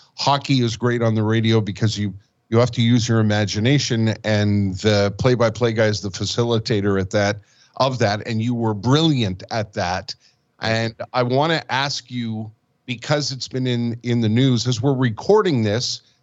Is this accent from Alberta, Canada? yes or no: no; Montreal, Quebec, Canada; also born or lived in Winnipeg / Calgary; I've I've lived in Winnipeg. I have lived in Calgary, and of course, born and raised in Montreal